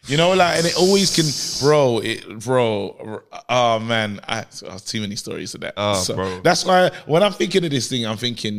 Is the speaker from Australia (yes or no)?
no; London, United Kingdom; I'm from Brixton, innit?